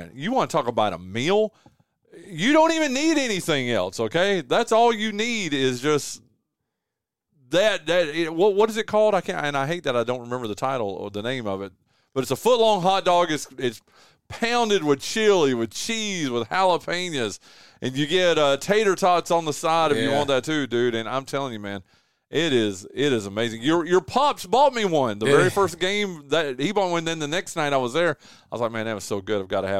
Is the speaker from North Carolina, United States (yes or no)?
yes; North Carolina, United States; now in Kinston, United States; people from where I grew up from in Northwestern North Carolina